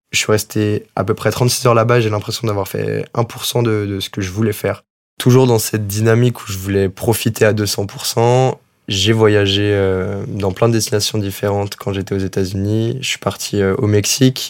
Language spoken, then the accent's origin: French; France; moved away as an adult; Quand on est français